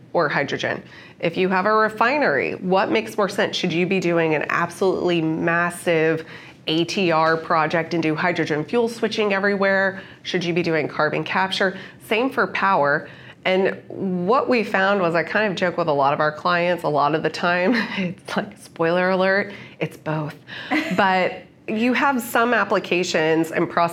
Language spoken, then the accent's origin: English; United States; as an American